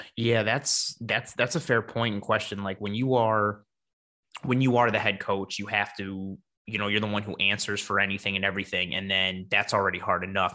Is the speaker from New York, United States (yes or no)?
yes; Buffalo, New York, United States; I am born and raised in Buffalo